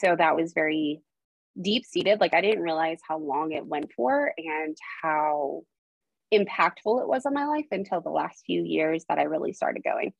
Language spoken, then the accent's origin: English; Idaho, United States; also born or lived in Arizona; I was born in Arizona, and at the age of 8, I moved to Idaho.